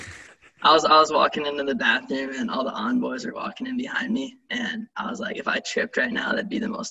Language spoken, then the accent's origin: English; Wisconsin, United States; I'm from Wisconsin.